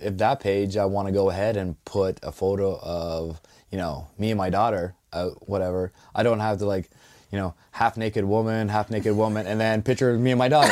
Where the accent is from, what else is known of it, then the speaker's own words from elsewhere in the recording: Ontario, Canada; moved away as an adult; now in Dartmouth, Canada; I'm originally from Ontario, so, yeah, ex-wife brought me out here